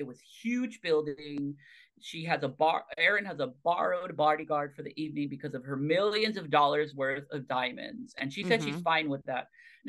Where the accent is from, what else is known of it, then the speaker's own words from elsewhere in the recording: Tequila, Jalisco, Mexico; Listen, my hometown is Tequila, Mexico.